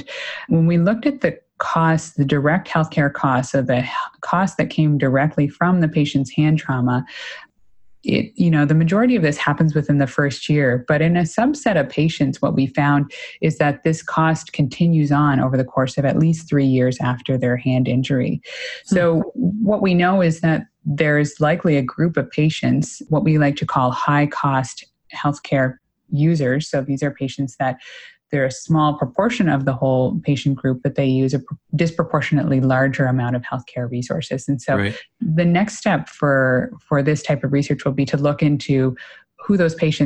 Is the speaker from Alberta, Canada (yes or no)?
no; Clementsvale, Nova Scotia, Canada; now in Toronto, Canada; I grew up in a very small town in rural Nova Scotia